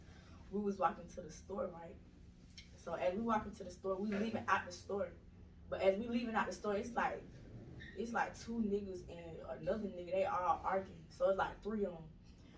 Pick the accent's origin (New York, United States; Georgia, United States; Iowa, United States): Georgia, United States; Atlanta; I'm originally from the east side. I'm from East Atlanta, Zone 6